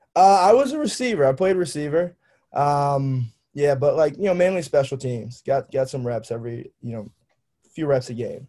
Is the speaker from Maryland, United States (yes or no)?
yes; Annapolis, Maryland, United States; I'm from Annapolis, Maryland.